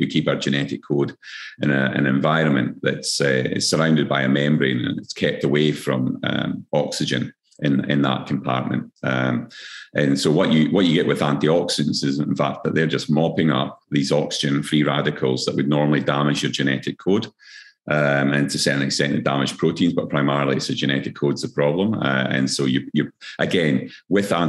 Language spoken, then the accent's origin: English; Scotland, United Kingdom; now in Queensland, Australia; I'm Scottish as well.